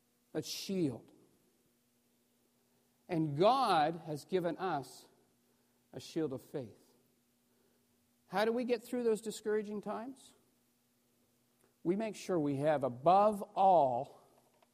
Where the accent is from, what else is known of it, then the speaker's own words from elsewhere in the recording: New Brunswick, Canada; I grew up in New Brunswick, just up the road